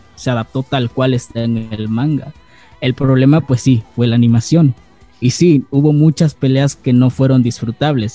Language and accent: Spanish; Acapulco, Guerrero, Mexico; soy de Acapulco Guerrero, soy de México